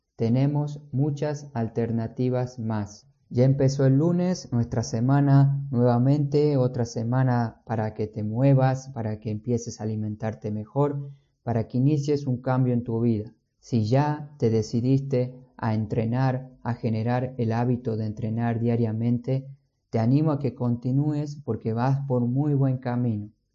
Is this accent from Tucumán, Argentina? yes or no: yes; San Miguel de Tucumán, Tucumán, Argentina; moved away; yo vengo de Tucumán, de Argentina, no tenemos playa, pero teníamos muchos parques y además el cerro